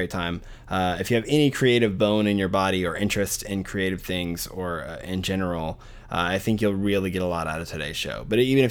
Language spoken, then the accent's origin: English; Arkadelphia, Arkansas, United States; moved away; my hometown of Arkadelphia, Arkansas